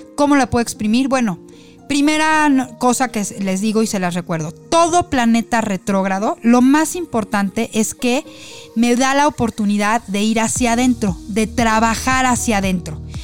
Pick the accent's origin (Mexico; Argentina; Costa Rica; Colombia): Mexico; como somos nosotros los mexicanos